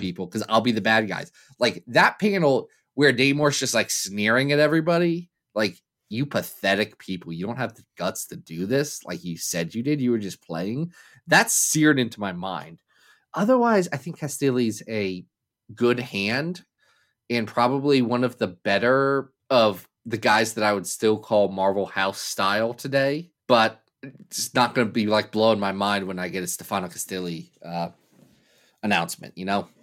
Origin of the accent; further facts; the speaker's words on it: Kentucky, United States; I was born in Kentucky